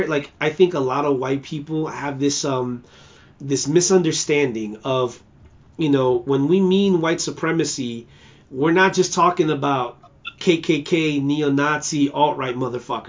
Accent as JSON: {"language": "English", "town": "New York City", "region": "New York", "country": "United States", "tie": "born or raised there", "said": "I'm from Brooklyn, all right? BK all day, all right? You know, I do this. Flatbush"}